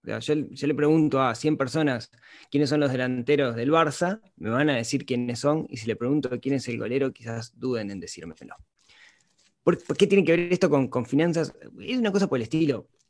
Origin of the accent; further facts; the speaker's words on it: Uruguay; Soy un uruguayo, de Uruguay es un país pequeño